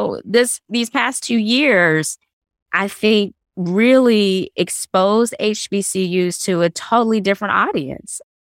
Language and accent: English; the South, United States; because I think growing up in the South, Rodney, I had my own experiences and my own stories.